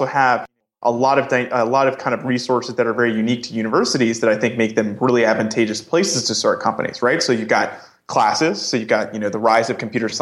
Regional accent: New York, United States; I'm originally from New York

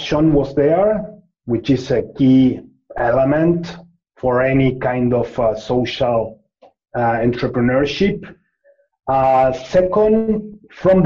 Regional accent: Argentina; I'm from Argentina

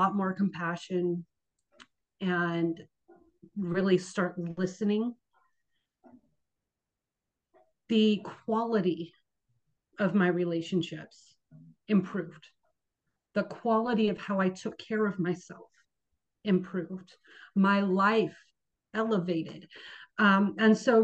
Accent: Bay Area, California, United States; moved away as an adult; now in Seattle, United States; I actually born and raised in the Bay Area, California.

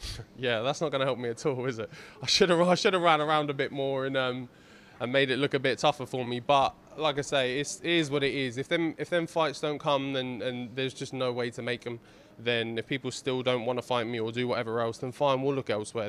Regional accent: Ipswich, East of England, United Kingdom; we're from Ipswich, East Anglia

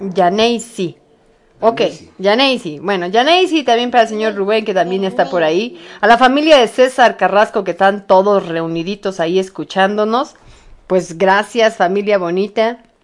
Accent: Mexico; somos los mexicanos

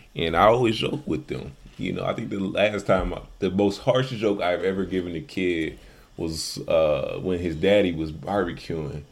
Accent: Chicago, Illinois, United States; accent: Chicago; growing up in Chicago

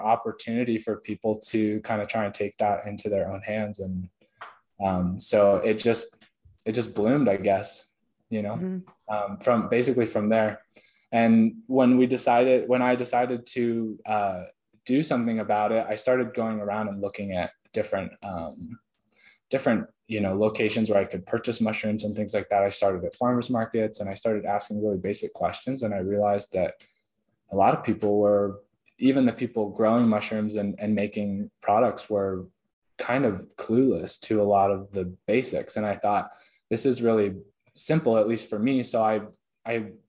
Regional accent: Oregon, United States; I grew up in Oregon

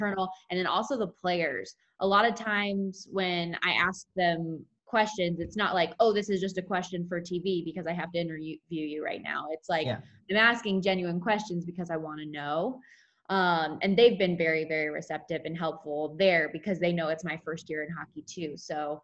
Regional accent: Las Vegas, Nevada, United States; work in my hometown

